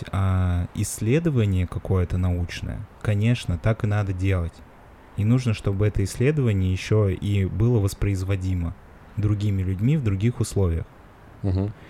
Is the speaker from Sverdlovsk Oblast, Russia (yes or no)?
no; Moscow, Russia; я же москвич ебаный